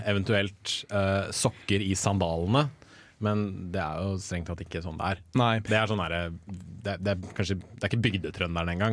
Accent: Sandvika, Akershus, Norway; jeg er fra Sandvika, for faen.

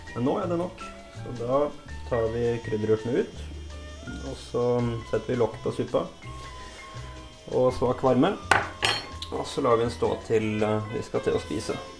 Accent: Molde, Møre og Romsdal, Norway; jeg kommer jo fra Molde

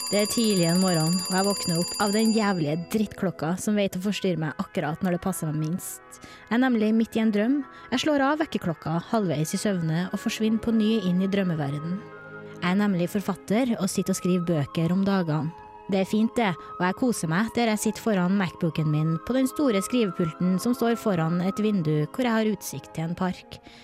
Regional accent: Verdal, Trøndelag, Norway; Jeg kommer fra Verdalen

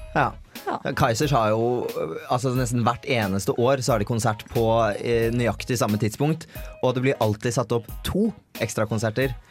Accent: Bærum, Akershus, Norway; hjemme i Bærum

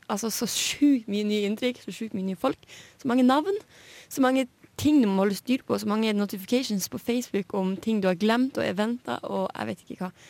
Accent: Hammerfest, Finnmark, Norway; now in Trondheim, Norway; i hjembyen min Hammerfest

